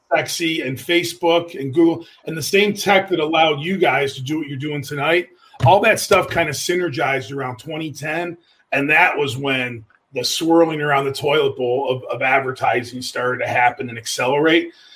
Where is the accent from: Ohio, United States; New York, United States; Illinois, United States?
New York, United States; Buffalo; moved away as an adult; now in Youngstown, United States; I am a Buffalo native